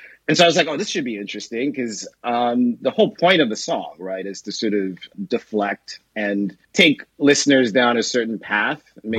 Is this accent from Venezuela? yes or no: no; Nigeria; also born or lived in New York, United States; I was born in New York, but grew up in Nigeria.